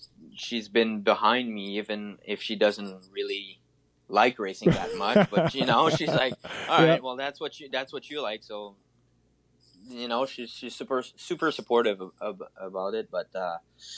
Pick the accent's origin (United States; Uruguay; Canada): Canada; We're from Canada